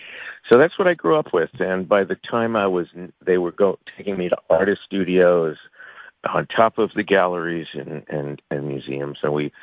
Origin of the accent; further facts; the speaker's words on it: Long Island, New York, United States; also born or lived in Manhattan, New York / Jackson Heights, Queens, New York; I was born in Manhattan. I spent my first couple of years in Jackson Heights, and then they moved me to Long Island. I spent the rest of my time there trying to escape.